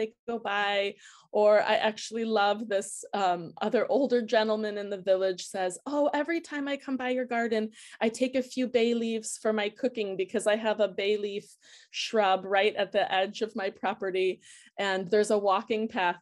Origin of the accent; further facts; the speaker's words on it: outside of Chicago, Illinois, United States; moved away as an adult; also born or lived in Anchorage, Alaska; now in Switzerland; growing up outside of Chicago